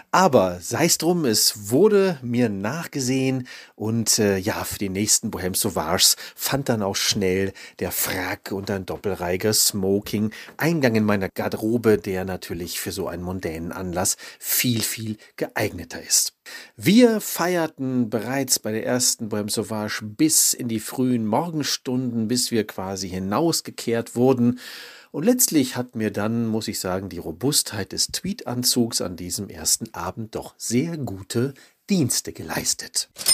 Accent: Düsseldorf, North Rhine-Westphalia, Germany; ich komme aus Düsseldorf

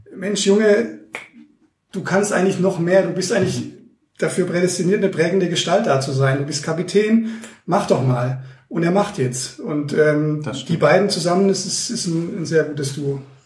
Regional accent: Heilbronn, Baden-Württemberg, Germany; now in Munich, Germany; als gebürtiger Heilbronner

